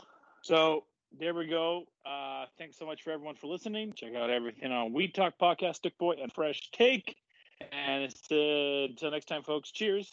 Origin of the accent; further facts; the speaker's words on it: United Kingdom; being a Brit and being someone that has European family